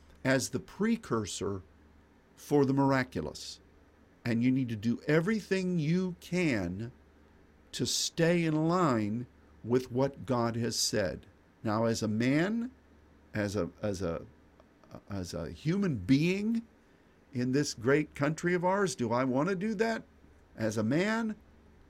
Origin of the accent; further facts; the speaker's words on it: United States; as an American